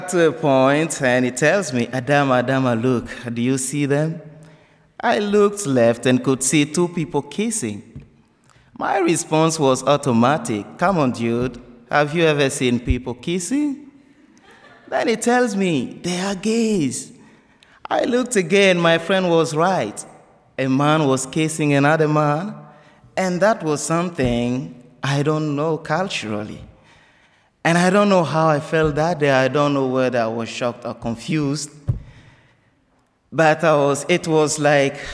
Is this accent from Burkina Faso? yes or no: yes; Burkina Faso; English is a second language; moved away as an adult; now in United States; Before I left Burkina Faso